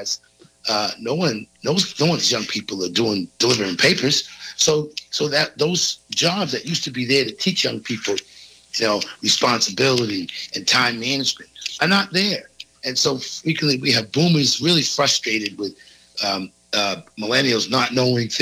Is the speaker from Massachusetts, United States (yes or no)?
yes; South Shore of Massachusetts, United States; I grew up on the South Shore of Massachusetts